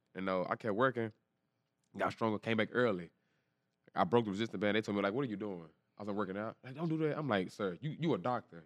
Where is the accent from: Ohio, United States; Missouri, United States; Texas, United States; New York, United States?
Texas, United States; Dallas; I'm from Dallas, Texas, East Dallas, Texas